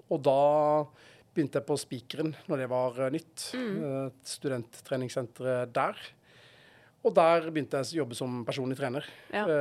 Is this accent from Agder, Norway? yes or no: yes; Arendal, Agder, Norway; also born or lived in Notodden / Oslo / Kristiansand; now in Stavanger, Norway; Jeg vokste opp i Arendal, eh, Arendal uh, på Sørlandet, ja.